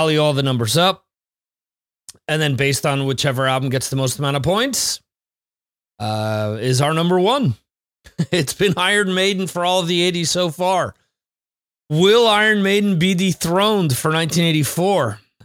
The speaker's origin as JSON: {"language": "English", "town": "Dover", "region": "New Jersey", "country": "United States", "moved": "as an adult", "said": "I'm originally from New Jersey"}